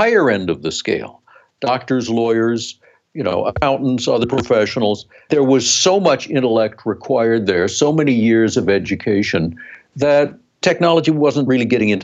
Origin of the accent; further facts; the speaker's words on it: South Dakota, United States; We grew up in South Dakota, in a small town